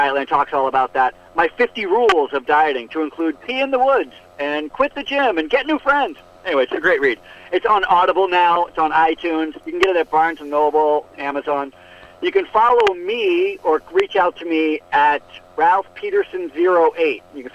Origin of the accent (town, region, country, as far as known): United States